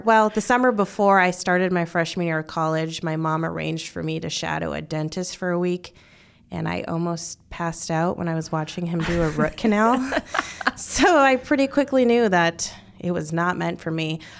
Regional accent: Bismarck, North Dakota, United States; moved away as an adult; also born or lived in Fargo, North Dakota / Minot, North Dakota; now in Omaha, United States; I am from Bismarck, North Dakota, the capital.

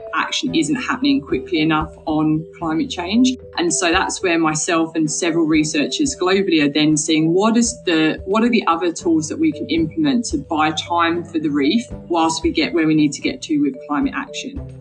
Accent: Essex, East of England, United Kingdom; I grew up in Essex, England

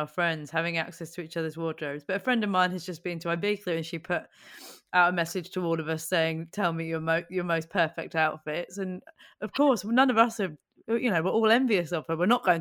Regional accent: Buckinghamshire, South East England, United Kingdom; I grew up in Buckinghamshire outside London

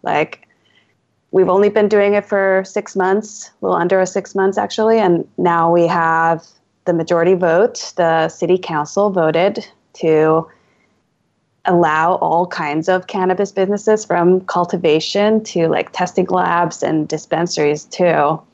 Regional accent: Alameda, California, United States; my hometown is a little island town in the East Bay, San Francisco Bay Area

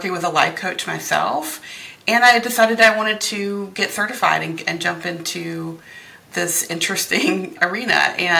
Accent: North Carolina, United States; also born or lived in Philadelphia, Pennsylvania; now in Lancaster County, Pennsylvania, United States; I came to Lancaster through Philly and to Philly from North Carolina. So okay. I grew up where Dawson's Creek, One Tree Hill, like any of those shows

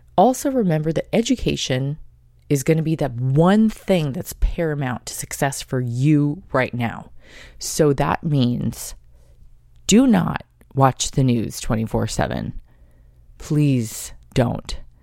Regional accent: United States; I'm half Japanese, half Polish American, and at that, I'm American.

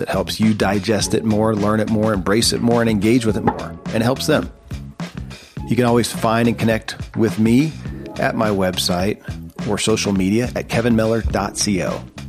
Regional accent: Kentucky, United States; born or raised there

